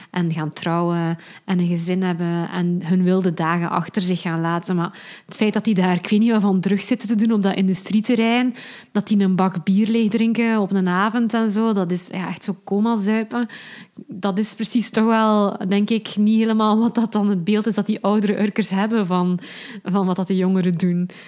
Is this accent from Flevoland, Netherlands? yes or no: yes; Urk, Flevoland, Netherlands; zeker omdat ik zelf ook van Urk ben.